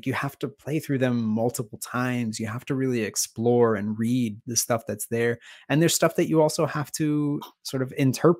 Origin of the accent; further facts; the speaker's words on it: East Coast, United States; Of course, I'm from the East Coast. So like it's got that New England feel.